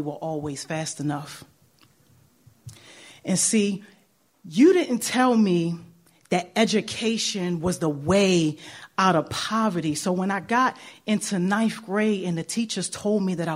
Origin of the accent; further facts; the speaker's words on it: Baltimore, Maryland, United States; moved away as an adult; I grew up in the worst part, West Baltimore